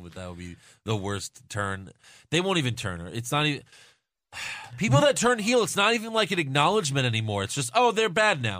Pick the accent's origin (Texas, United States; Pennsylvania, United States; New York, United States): New York, United States; I'm from New York